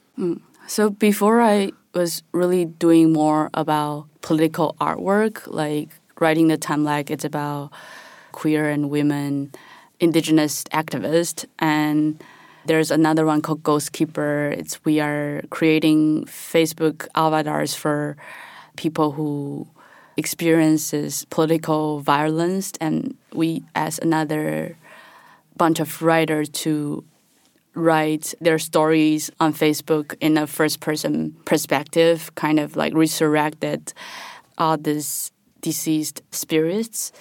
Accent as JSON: {"language": "English", "country": "Taiwan", "also_born_or_lived": "Chicago / Taipei", "moved": "yes", "said": "I'm from Taiwan"}